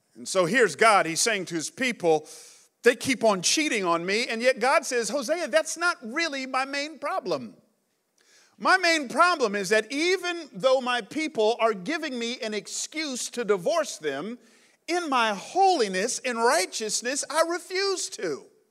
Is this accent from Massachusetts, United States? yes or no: no; Atlanta, Georgia, United States; moved away as an adult; also born or lived in New York City / San Jose; I grew up in Atlanta in the 80s and 90s